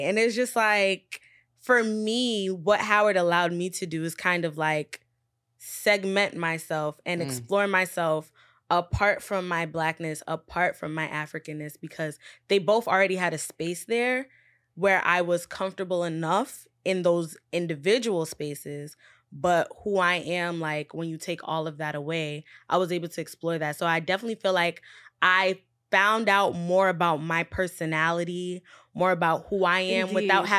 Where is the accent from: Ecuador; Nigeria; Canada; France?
Nigeria; make sure it was known that I'm Nigerian. Because before I'm Black, I'm Nigerian. That's how I was raised.